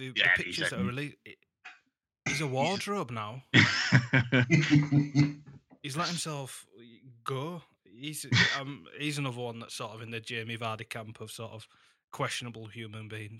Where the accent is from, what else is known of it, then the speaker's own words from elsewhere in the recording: Leeds, Yorkshire and the Humber, United Kingdom; when I was growing up in Leeds